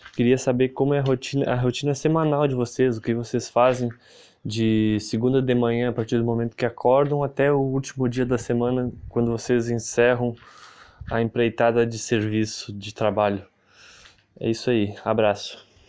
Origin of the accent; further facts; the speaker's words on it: São Lourenço do Sul, Rio Grande do Sul, Brazil; eu sou de São Lourenço do Sul, no Rio Grande do Sul